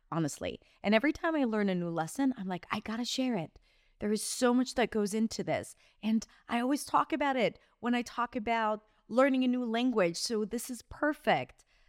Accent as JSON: {"language": "English", "country": "Israel", "also_born_or_lived": "New York, United States", "moved": "as an adult", "lives_now": "Barcelona, Spain", "said": "went back to my home country, Israel"}